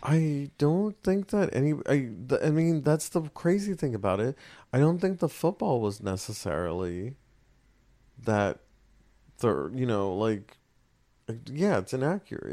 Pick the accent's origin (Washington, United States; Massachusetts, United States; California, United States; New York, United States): California, United States; West Covina; I was from West Covina, so it was mm-hmm. WC WCHS.